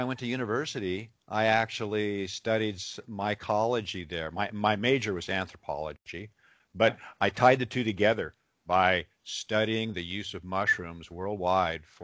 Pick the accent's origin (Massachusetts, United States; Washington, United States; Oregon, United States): Washington, United States; Seattle area; I was born and raised in Washington State in the Seattle area.